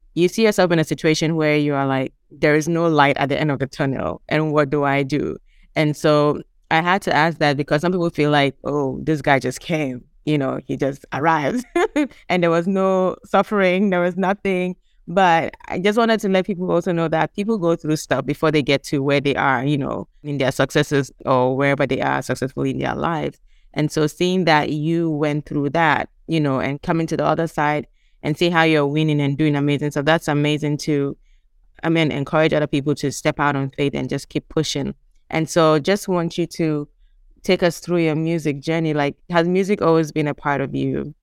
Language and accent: English; Gambia; also born or lived in Ghana; we are from Ghana, but we grew up in the Gambia.